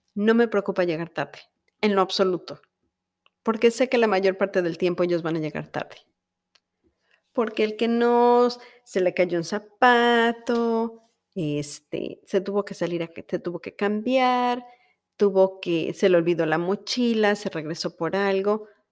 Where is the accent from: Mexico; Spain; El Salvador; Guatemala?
Mexico; now in United States; somos los mexicanos